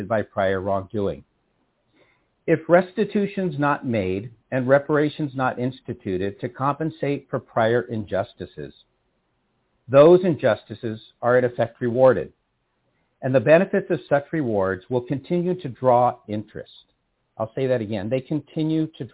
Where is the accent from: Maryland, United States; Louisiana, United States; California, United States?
California, United States; San Rafael; now in Berkeley, United States; I was born and raised in San Rafael, California, just north of the Golden Gate Bridge